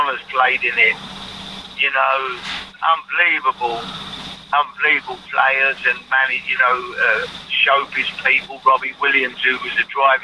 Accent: London, United Kingdom; growing up in the East End of London

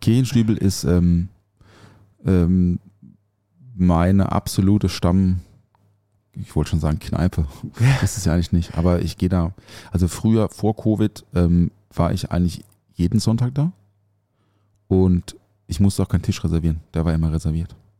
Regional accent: Offenburg, Baden-Württemberg, Germany; moved away; aus meiner Heimat, aus Offenburg

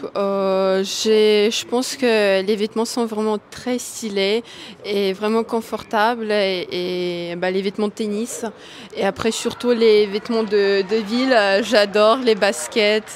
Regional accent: Moscow, Russia; now in Boulogne-Billancourt, France; je suis née à Moscou et ça fait, je pense, deux ans. J'habite à Bologne

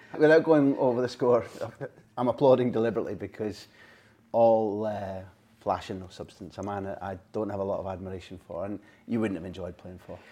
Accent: Scot, Scotland, United Kingdom; as a Scot

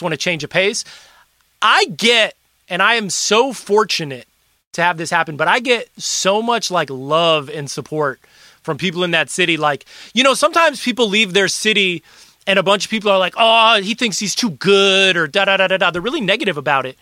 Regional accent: Milwaukee, Wisconsin, United States; moved away; I was from Milwaukee

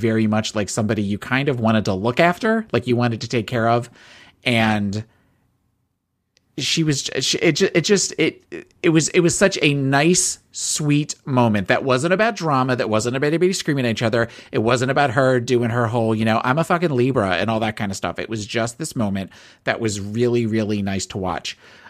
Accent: New Jersey, United States; I am from South Jersey. South Jersey, born and raised.

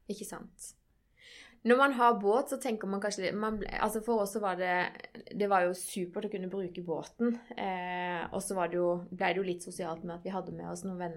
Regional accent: Greipstad, Agder, Norway; er jo, jeg er jo fra

